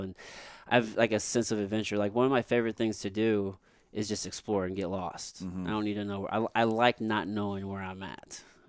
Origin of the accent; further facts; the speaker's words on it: Jefferson City, Missouri, United States; also born or lived in San Antonio; I'm from Jeff City.